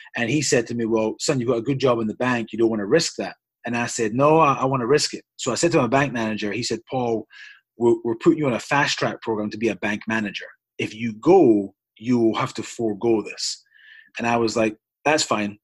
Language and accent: English; Scotland, United Kingdom; moved away as an adult; now in United States; I hail from Scotland. Um, I was born in Scotland, UK. Um, and I was there till I was 24 years old.